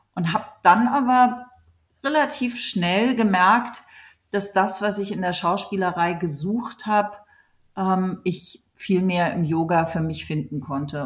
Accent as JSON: {"language": "German", "region": "Hamburg", "country": "Germany", "tie": "born or raised there", "also_born_or_lived": "New York / Los Angeles", "moved": "as an adult", "lives_now": "Berlin, Germany", "said": "ich so als Kind in Hamburg im Kinderballett war"}